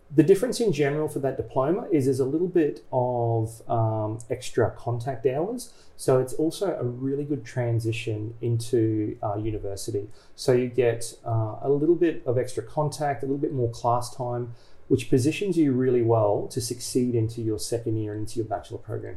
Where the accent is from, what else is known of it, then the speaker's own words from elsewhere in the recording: Australia; I am Australian